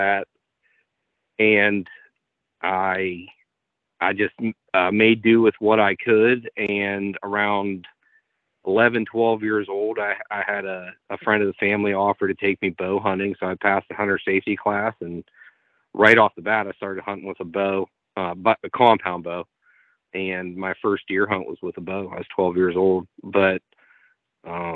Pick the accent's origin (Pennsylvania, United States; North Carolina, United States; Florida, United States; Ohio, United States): Ohio, United States; Eastern; I was born and raised in Ohio, Eastern Ohio